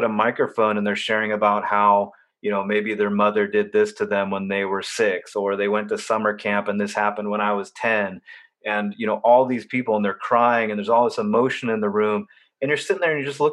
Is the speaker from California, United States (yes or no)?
yes; Orange County, California, United States; moved away as an adult; also born or lived in Los Angeles / Boston; I grew up very sheltered in Orange County, California